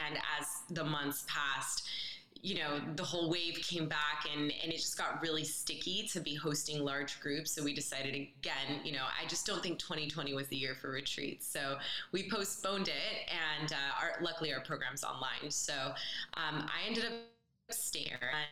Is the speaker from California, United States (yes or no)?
yes; Bay Area, California, United States; moved away as an adult; also born or lived in Colombia; now in Tulum, Mexico; I grew up in the Bay Area